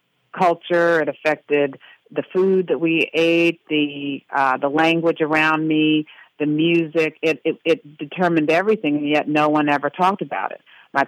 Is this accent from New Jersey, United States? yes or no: no; Washington, District of Columbia, United States; I was raised in Washington, D.C., surrounded by people who were part of the Great Migration from North Carolina, from South Carolina, from Georgia, from Virginia